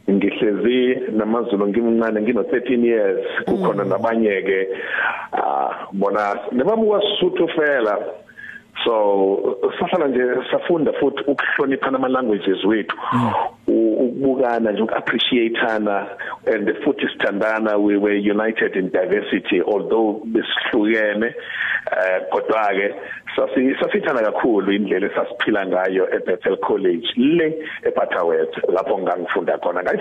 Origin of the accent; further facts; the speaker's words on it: Fort Beaufort, Eastern Cape, South Africa; also born or lived in Butterworth; Mina ngizalelwe phecelezi eBhofolo which is 5 minutes drive from from Alice lapho kune kune University of Fort Hare